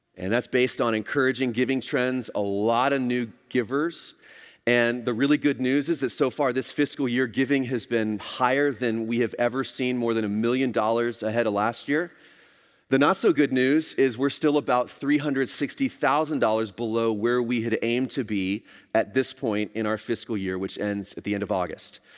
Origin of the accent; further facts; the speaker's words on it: Texas, United States; I grew up here in Texas, this was home for me